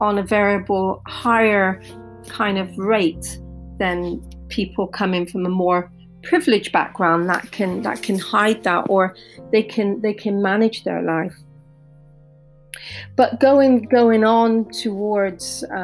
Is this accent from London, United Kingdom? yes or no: no; Bristol, South West England, United Kingdom; growing up in Bristol, in the UK in the 80s